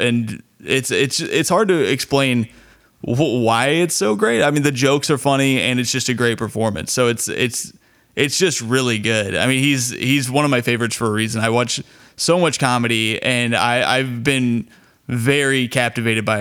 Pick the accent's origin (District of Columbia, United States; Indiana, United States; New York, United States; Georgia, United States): Indiana, United States; Bloomington; my hometown in Bloomington